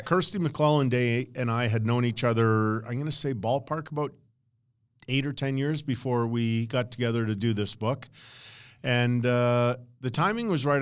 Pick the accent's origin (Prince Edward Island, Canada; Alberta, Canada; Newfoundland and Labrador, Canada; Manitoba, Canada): Alberta, Canada; Edmonton; also born or lived in Los Angeles / Medicine Hat; now in Calgary, Canada; growing up in Edmonton, and I wanted to be a park warden.